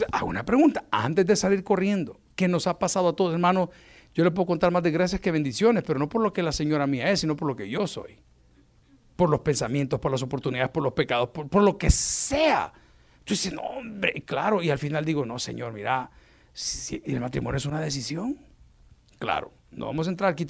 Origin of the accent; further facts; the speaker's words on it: Colombia; un, lugar eh, colombiano, mi pueblo.